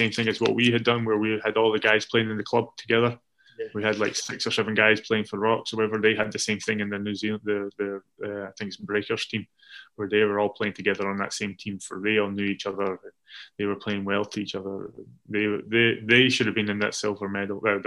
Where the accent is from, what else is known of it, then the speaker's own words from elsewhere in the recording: Scotland, United Kingdom; for us as the Scottish players